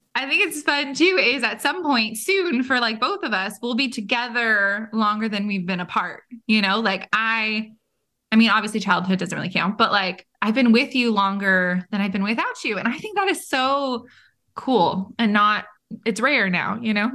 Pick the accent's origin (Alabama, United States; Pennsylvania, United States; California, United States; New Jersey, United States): California, United States; Bay Area; moved away; I am from California as well and from the Bay Area, so not far from Monterey